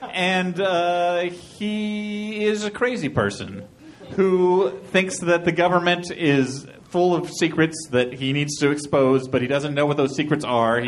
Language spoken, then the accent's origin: English; Illinois, United States; I volunteered for it because I'm from Illinois, and I was like, I would like to make fun of my state.